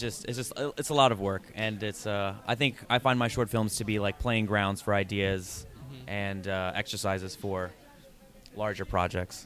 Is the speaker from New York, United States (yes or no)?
yes; New York City, New York, United States; I've been living here since I was six years old